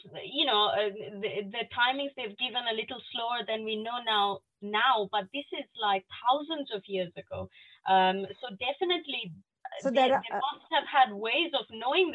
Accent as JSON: {"language": "English", "region": "Northeast India", "country": "India", "second_language": "English", "moved": "yes", "said": "I come from northeast part of India."}